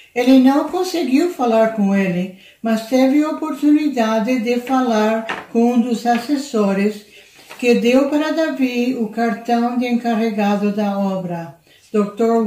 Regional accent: Argentina; moved away; also born or lived in Curitiba, Brazil / São José dos Campos, Brazil / United States; eu fui criada na Argentina

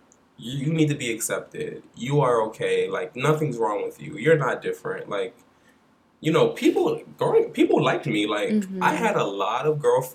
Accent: Philadelphia, Pennsylvania, United States; now in New York, United States; I'm from Philly, and, you know, growing up, like, I'm from West Philadelphia

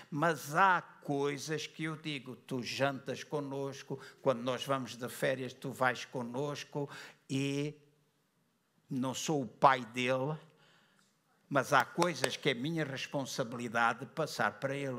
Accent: Luanda, Luanda Province, Angola; na igreja onde eu cresci, Assembleia de Deus em Luanda

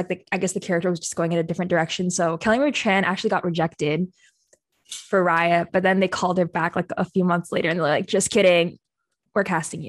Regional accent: Philippines; I'm Filipino

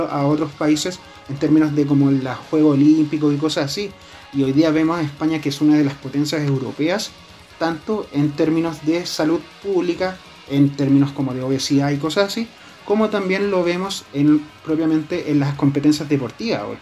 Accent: Chile

